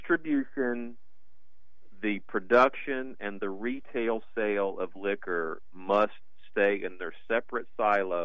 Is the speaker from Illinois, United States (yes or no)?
no; Liberty, Texas, United States; my hometown of Liberty, Texas